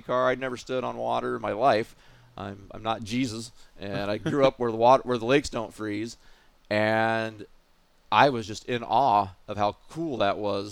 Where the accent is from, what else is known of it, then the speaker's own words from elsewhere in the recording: Oregon, United States; moved away as an adult; also born or lived in Pacific Northwest / Akeley, Minnesota; now in Minnesota, United States; I'm from Oregon originally